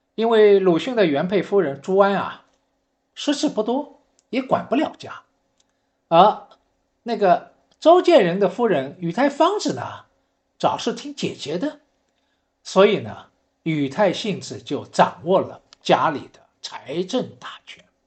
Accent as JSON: {"language": "Chinese", "region": "Shanghai", "country": "China", "said": "我是上海人"}